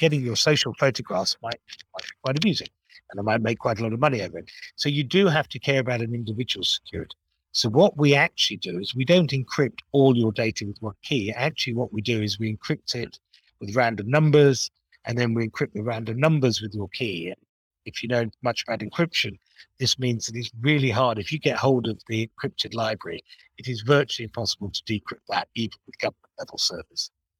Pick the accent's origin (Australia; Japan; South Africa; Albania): Japan; born there; even though I used to be fluent in Japanese because I was born in Japan.